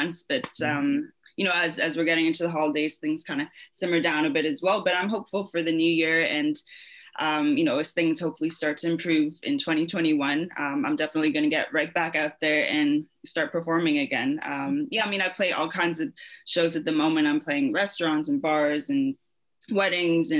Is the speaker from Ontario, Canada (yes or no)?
yes; London, Ontario, Canada; moved away as an adult; also born or lived in South Africa; now in Mississauga, Canada; Born and raised in London, Ontario